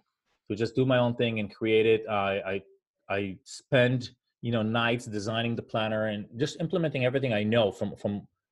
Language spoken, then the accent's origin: English; Israel; moved away as an adult; now in United States; I'm originally from Israel. I moved here about 22 years ago, a week after I was done with the Israeli Air Force